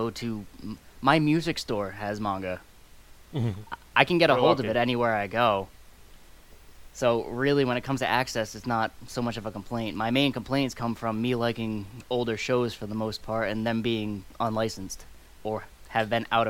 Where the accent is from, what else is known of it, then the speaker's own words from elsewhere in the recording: United States; being an American